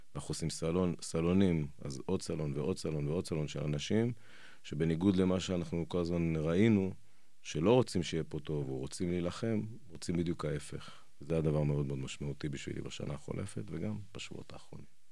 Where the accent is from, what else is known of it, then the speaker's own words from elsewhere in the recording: Jerusalem, Jerusalem District, Israel; אני ירושלמי, יש לי חמישה ילדים